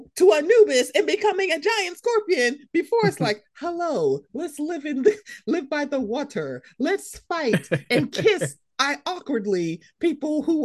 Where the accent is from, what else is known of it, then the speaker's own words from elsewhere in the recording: Baltimore, Maryland, United States; I'm a Marylander